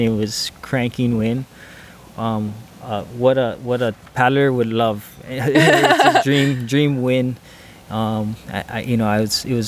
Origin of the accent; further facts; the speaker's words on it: Hawaii, United States; I'm from Hawaii